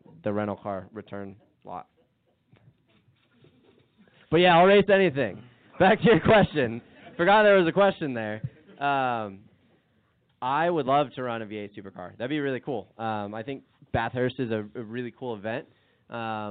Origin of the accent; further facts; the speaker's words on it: Arizona, United States; growing up in Arizona